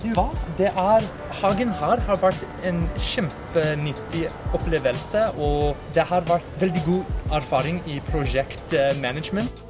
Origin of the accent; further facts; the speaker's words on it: United States; Norwegian is a second language; now in Norway; Og jeg er amerikansk. Jeg kommer fra USA.